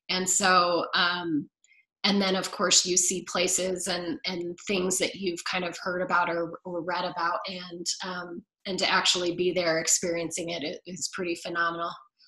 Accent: England, United Kingdom; So I would love to go see them and do all of the things that I did growing up in England.

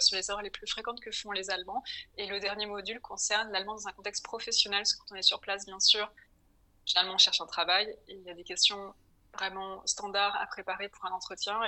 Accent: Paris, Île-de-France, France; moved away as an adult; also born or lived in Berlin, Germany; now in Hamburg, Germany; je suis française, j'ai grandi en France à Paris

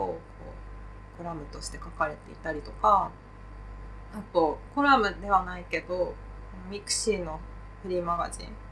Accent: Katsushika, Tokyo, Japan; 私も出身が葛飾区で

